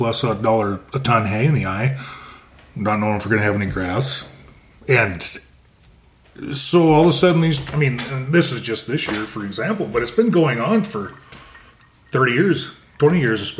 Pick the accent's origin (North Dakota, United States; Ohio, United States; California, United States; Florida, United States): North Dakota, United States; Williston; moved away as an adult; now in Montana, United States; Grew up in Williston, North Dakota.